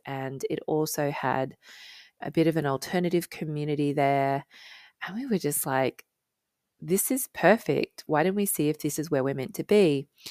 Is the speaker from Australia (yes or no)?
yes; Australia; now in United Kingdom; as an Australian